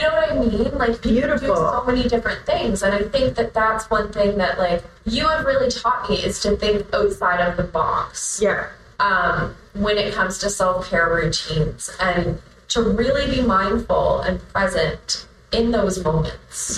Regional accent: Truro, Nova Scotia, Canada; also born or lived in Enfield; growing up in Truro

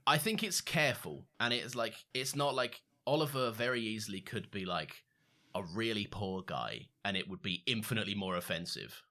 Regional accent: United Kingdom; we're two British guys

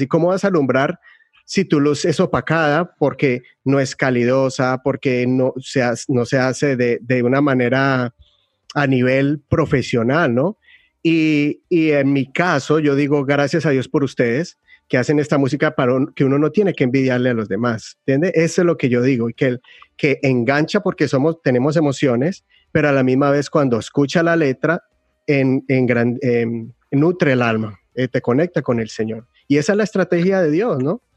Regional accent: Colombia; moved away as an adult; como colombianos

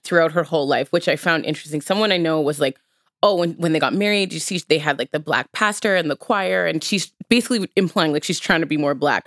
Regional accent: Edmonton, Alberta, Canada; I grew up in Edmonton

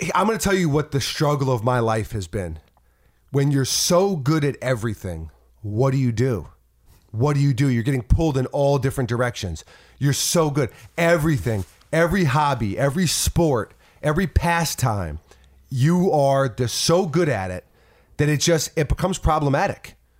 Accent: New York City, New York, United States; I'm from New York City

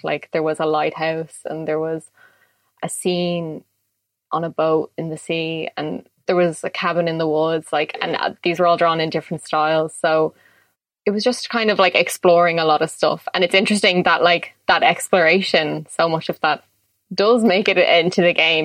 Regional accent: Dublin, Leinster, Ireland; I'm born and raised in Dublin

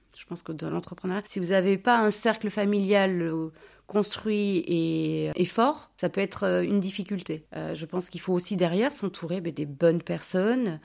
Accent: Basque Country, Nouvelle-Aquitaine, France; also born or lived in Bordeaux; now in Villamblard, France; Je suis née à Bordeaux, je suis partie de Bordeaux, j'avais 7 mois, je suis arrivée au Pays Basque, ma famille est originaire de là-bas

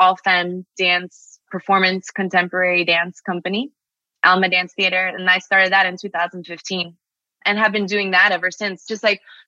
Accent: Miami, Florida, United States; moved away as an adult; also born or lived in Los Angeles; I'm a Miami girl through and through. I grew up here.

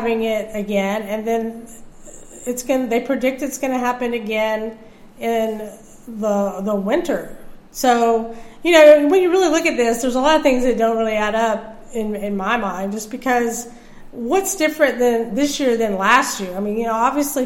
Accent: United States; as an American

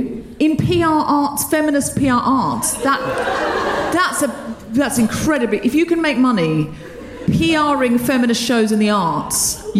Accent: Gold Coast, Queensland, Australia; moved away; I'm from the Gold Coast.

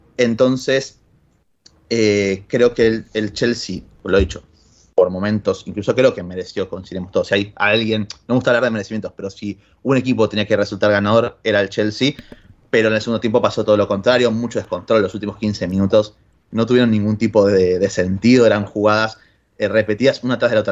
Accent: Argentina; soy más ruso que, que cualquier otro argentino a día de hoy

